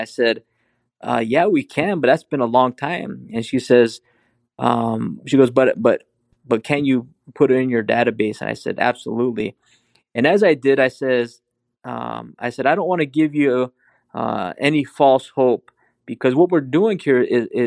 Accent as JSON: {"language": "English", "region": "Arizona", "country": "United States", "said": "I'm Native American, Navajo and Hopi. I'm retired law enforcement from here in Arizona."}